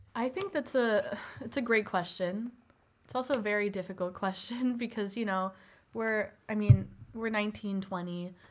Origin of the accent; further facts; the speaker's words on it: Northbrook, Illinois, United States; Originally, I'm from Northbrook, Illinois